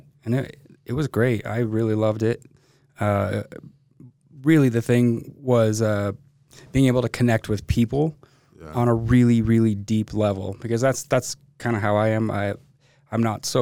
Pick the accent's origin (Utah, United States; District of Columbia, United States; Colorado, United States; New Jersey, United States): Utah, United States; Midvale and Holladay; born and raised in Utah. Grew up in kind of a mix between Midvale and Holiday.